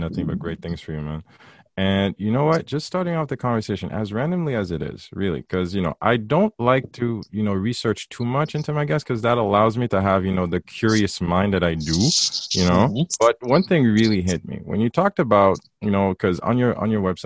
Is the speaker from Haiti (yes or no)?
yes; Haiti; growing up in Haiti, and even though we both went to St. Louis